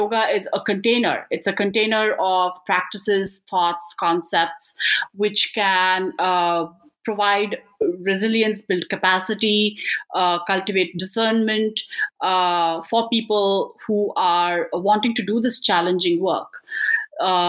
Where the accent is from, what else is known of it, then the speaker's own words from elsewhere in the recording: Bangalore, Karnataka, India; moved away; I'm an Indian immigrant from Bangalore, India.